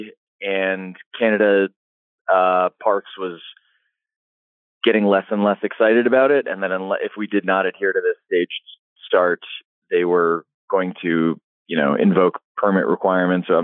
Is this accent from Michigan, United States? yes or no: no; Philadelphia, Pennsylvania, United States; I'm from Philadelphia